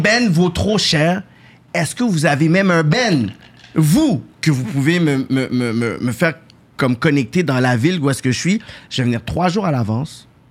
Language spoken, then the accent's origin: French; Quebec, Canada; je suis né dedans